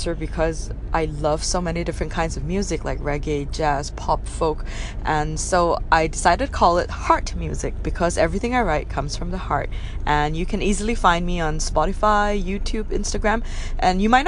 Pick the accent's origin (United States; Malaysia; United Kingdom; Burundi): Malaysia; Penang; moved away as an adult; also born or lived in Kuala Lumpur; Penang, yes, I love my hometown.